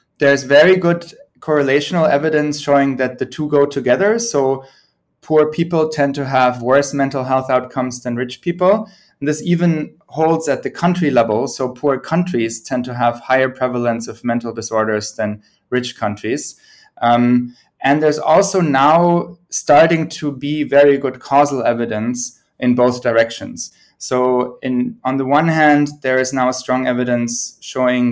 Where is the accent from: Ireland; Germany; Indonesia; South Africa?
Germany; also born or lived in United Kingdom / United States; now in Sweden; I'm originally from Germany, have spent most of my career in the UK and the US, and I'm now based in Sweden.